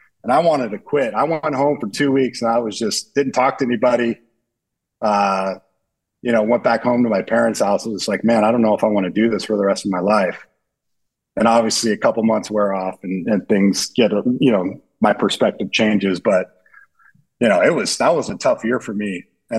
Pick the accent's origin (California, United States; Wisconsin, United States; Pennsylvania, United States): California, United States; San Diego; I was being from San Diego, right? We got good weather, beaches, sports, everything, good looking girls. We have it all there in Southern California.